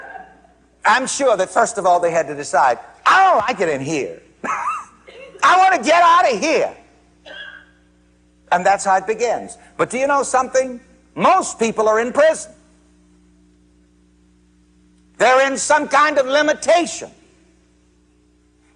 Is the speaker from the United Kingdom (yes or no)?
no; South Carolina, United States; growing up in South Carolina